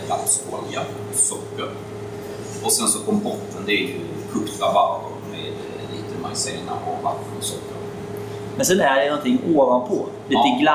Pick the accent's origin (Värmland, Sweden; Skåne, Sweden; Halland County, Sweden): Skåne, Sweden; Staffanstorp; moved away as an adult; now in Stockholm, Sweden; jag är ursprungligen från Staffanstorp nere i Skåne.